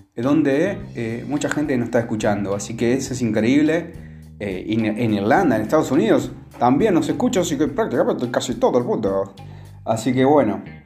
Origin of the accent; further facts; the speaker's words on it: Argentina; aquí en Argentina, sobre todo, y en mi pueblo